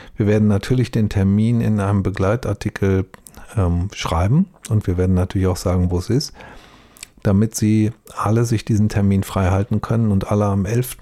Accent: Duisburg, North Rhine-Westphalia, Germany; Ich bin ja selbst in Duisburg aufgewachsen

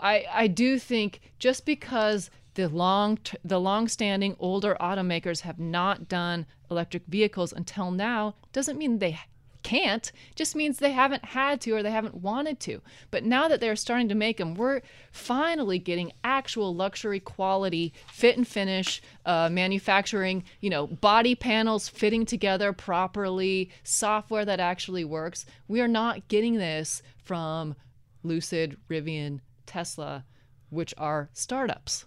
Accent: Oregon, United States; moved away as an adult; also born or lived in New York; now in Los Angeles, United States; I'm originally from Oregon

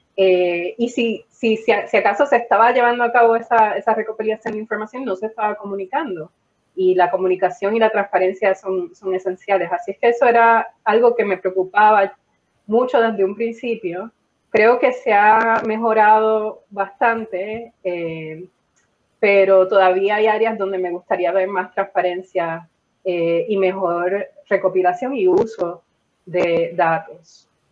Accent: Puerto Rico; quiénes somos los puertorriqueños

